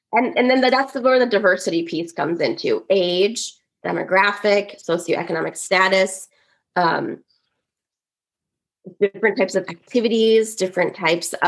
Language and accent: English; Woodbury, United States; I grew up in an affluent white suburb. There were not a lot of Caucasians. There are not a lot of kids that look like me in Woodbury